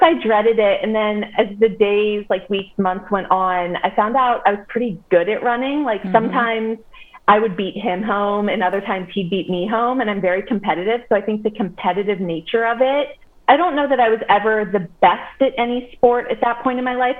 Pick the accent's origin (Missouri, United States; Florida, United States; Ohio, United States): Ohio, United States; Indian Hill; So I grew up in Cincinnati. I grew up in Indian Hill. I lived there my entire life